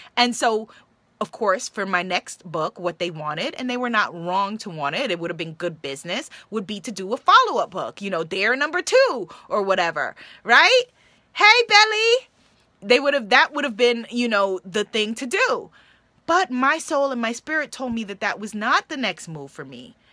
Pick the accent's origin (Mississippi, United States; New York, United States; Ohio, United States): New York, United States; I'm from New York